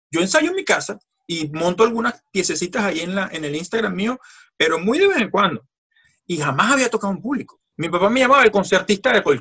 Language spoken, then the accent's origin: Spanish; France; Spanish is a second language; Yo no tenía permiso de trabajo. Siendo francés, tú sabes que necesitas un permiso de, independiente y yo no lo tenía.